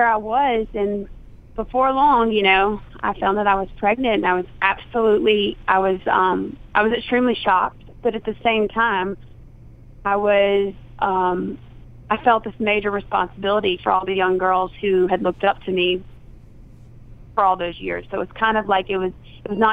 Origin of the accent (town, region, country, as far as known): Southern, United States; accent: Southern